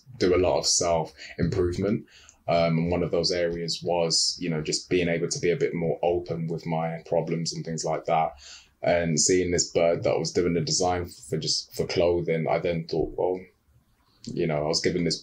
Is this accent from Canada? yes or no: no; Uganda; I'm from Uganda